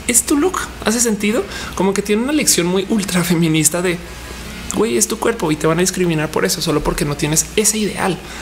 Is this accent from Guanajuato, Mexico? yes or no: yes; Guanajuato, Mexico; also born or lived in Colombia; Yo soy de Guanajuato, el estado más panista del país.